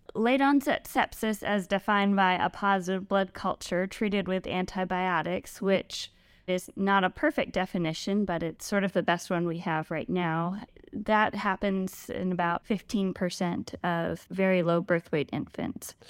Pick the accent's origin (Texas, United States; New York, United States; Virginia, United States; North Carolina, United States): Virginia, United States; Richmond; also born or lived in Lexington, Virginia / Charlottesville, Virginia; So I was born and raised in Virginia. I've started out in Richmond